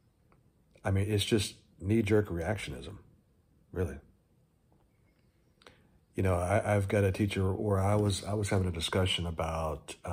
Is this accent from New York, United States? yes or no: no; Texas, United States; moved away; also born or lived in California; I grew up in Texas